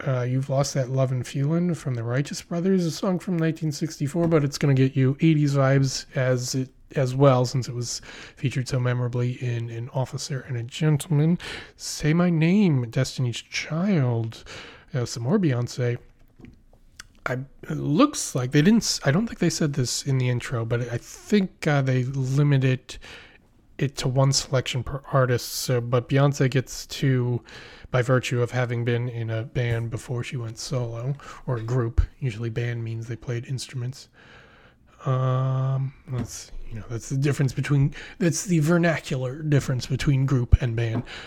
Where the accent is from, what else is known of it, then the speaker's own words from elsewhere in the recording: Philadelphia, Pennsylvania, United States; now in New York, United States; I'm from Pennsylvania, I live in New York.